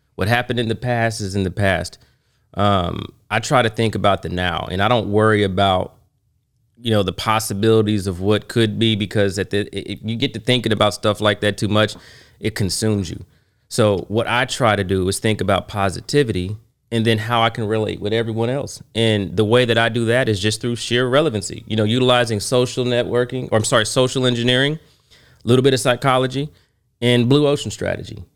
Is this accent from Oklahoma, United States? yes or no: yes; Oklahoma, United States; I am from Oklahoma.